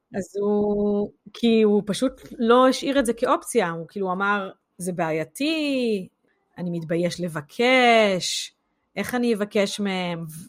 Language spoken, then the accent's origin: Hebrew; Israel; now in United Kingdom; אנחנו כישראלים